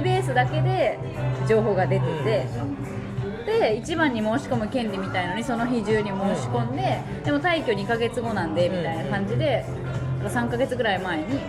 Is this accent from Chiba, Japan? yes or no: yes; Chiba, Japan; now in Zushi, Japan; 地元は私稲毛なんです